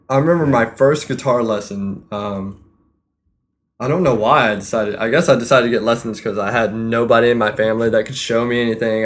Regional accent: Fayetteville, North Carolina, United States; moved away; I'm from Fayetteville, North Carolina

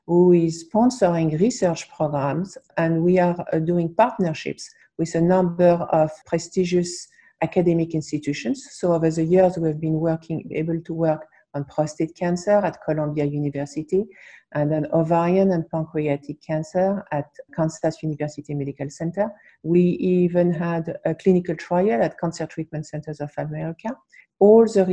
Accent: France; also born or lived in New York, United States; now in United States; I was born in New York. I was raised in France, but I was born in New York.

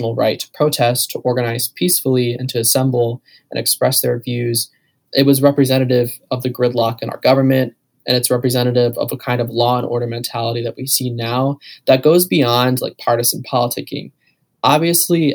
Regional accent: Canal Fulton, Ohio, United States; I'm from Canal Fulton, Ohio, so like 45 minutes south

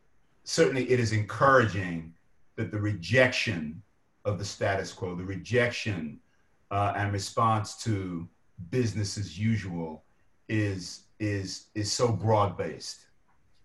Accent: London, United Kingdom; moved away; I was born in Lewisham Hospital in Southeast London

